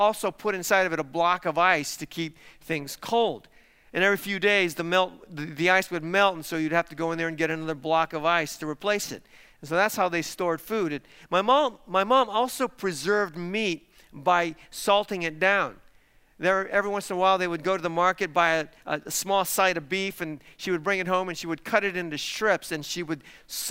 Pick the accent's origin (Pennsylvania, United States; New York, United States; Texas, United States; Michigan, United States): Texas, United States; Isleta; I was born in Isleta, Texas. Now, my parents actually didn't live in Isleta. They lived about 90 miles away in a city called Del City